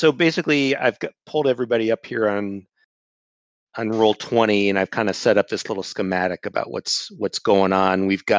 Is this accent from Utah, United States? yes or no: no; Chicago, Illinois, United States; I don't even sound like I'm from Chicago.